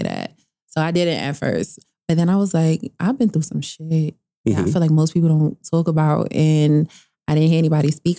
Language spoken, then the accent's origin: English; New York City, New York, United States; also born or lived in Brooklyn; I was born in Brooklyn, raised in Queens, and then now I'm back in Brooklyn now